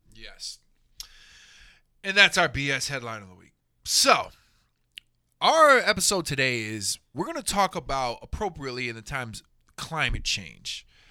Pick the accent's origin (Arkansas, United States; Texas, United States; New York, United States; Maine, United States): Texas, United States; Houston; growing up in Houston